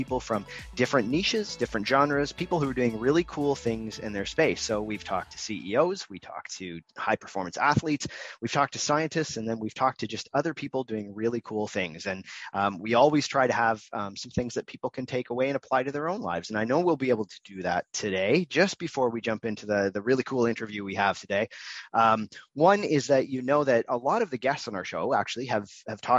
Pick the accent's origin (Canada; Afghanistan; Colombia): Canada; also born or lived in Toronto; I'm in Toronto, so I'm Canadian